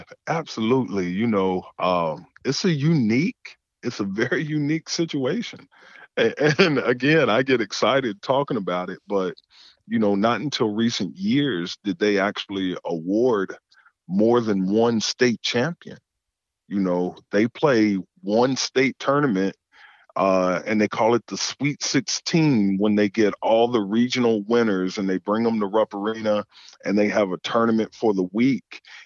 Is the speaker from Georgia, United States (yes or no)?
no; Kentucky, United States; growing up in Kentucky